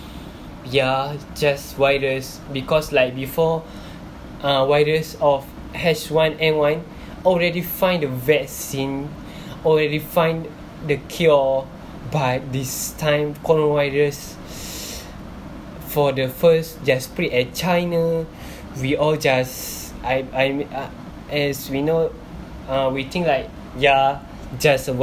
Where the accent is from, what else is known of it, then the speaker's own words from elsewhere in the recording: Malaysia; I am so grateful being Malaysian